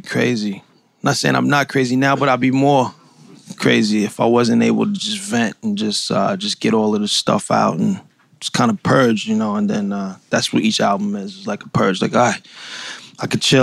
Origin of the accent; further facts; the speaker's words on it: New York City, New York, United States; I'm from Brownsville, Brooklyn.